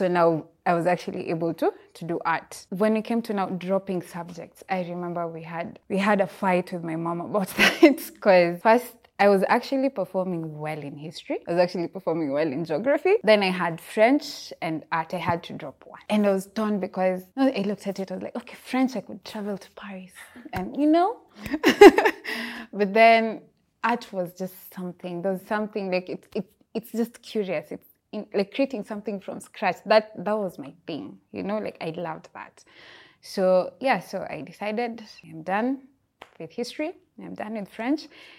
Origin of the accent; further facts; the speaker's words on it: Busia, Busia County, Kenya; born there; also born or lived in Eldoret / Kisumu; I was born in Busia. Busia, the border town in Kenya. Yeah, but I've lived in Eldoret and many other places, and Kisumu.